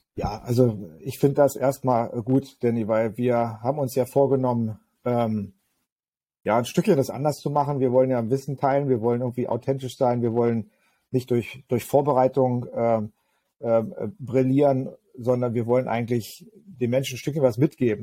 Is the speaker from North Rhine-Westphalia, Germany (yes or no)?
no; Magdeburg, Saxony-Anhalt, Germany; meine Heimatstadt äh, Magdeburg